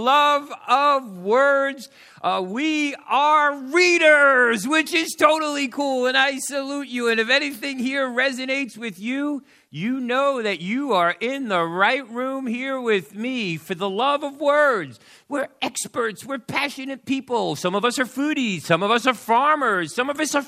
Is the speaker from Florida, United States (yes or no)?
no; New York City, New York, United States; I am from New York, New York City. This little slice of heaven, the South Bronx, is my home, right there.